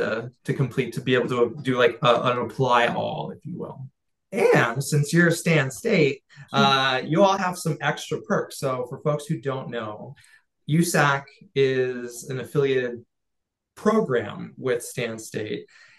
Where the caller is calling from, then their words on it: California, United States; I'm coming from the Central Coast of California. That's where I'm speaking to you from today, you know, and so it's got a higher cost of living.